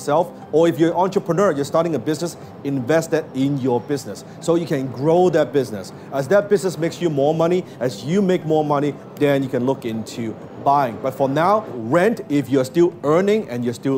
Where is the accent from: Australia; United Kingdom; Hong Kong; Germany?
Hong Kong; I was born in Hong Kong